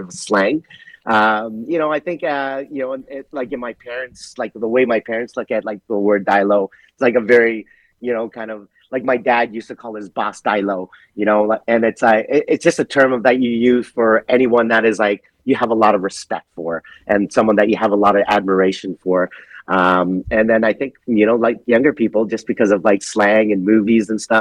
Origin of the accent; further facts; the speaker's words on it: Canada; growing up in Canada, my personality first was being Canadian.